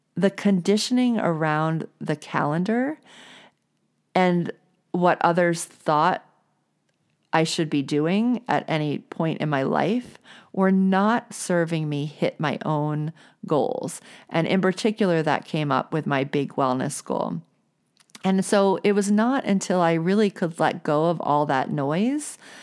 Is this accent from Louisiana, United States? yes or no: yes; New Orleans, Louisiana, United States; I grew up in the South. I grew up in New Orleans